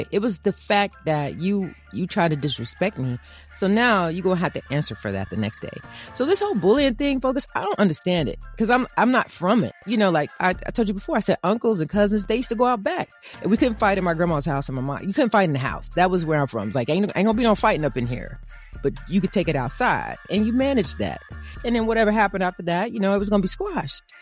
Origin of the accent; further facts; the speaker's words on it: Evansville, Indiana, United States; I was raised in Evansville, Indiana